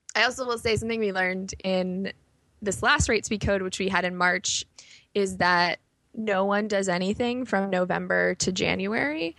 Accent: Chicago, Illinois, United States; moved away as an adult; also born or lived in New York; I grew up in Chicago.

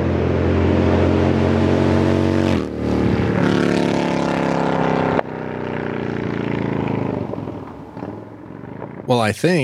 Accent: Pennsylvania, United States; I grew up in Pennsylvania as well.

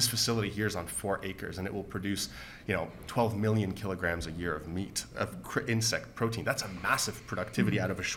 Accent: Canada; our status as Canadian citizens

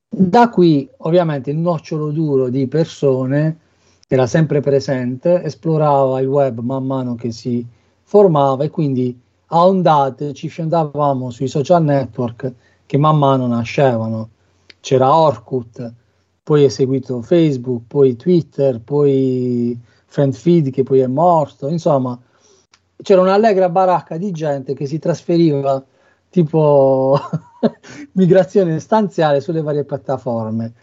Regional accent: Bari, Apulia, Italy; moved away as an adult; now in Cesena, Italy; non posso che venire da Bari

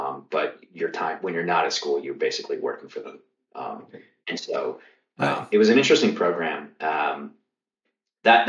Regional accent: Kentucky, United States; I grew up in Kentucky

